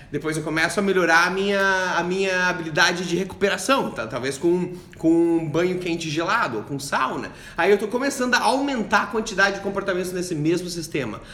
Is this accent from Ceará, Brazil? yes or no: no; Joinville, Santa Catarina, Brazil; now in Kuala Lumpur, Malaysia; eu sou do sul de, de, do Brasil, de Joinville, de Santa Catarina